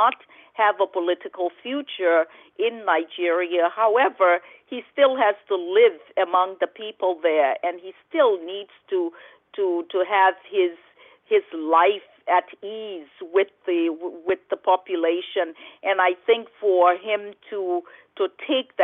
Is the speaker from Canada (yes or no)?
no; Liberia; growing up in Liberia, as a child, you're so innocent. You don't understand certain things. And at the time when I grew up in Liberia